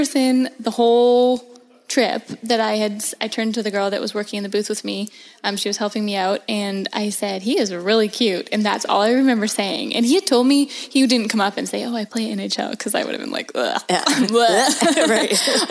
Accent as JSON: {"language": "English", "area": "Vancouver Island", "region": "British Columbia", "country": "Canada", "tie": "born or raised there", "moved": "as an adult", "lives_now": "Raleigh, United States", "said": "So I am from Vancouver Island in Canada, which is an absolutely beautiful place. It's actually where we're recording right now. And it's, yeah, I'm from just down the road. And I loved growing up here. It's very, very outdoorsy."}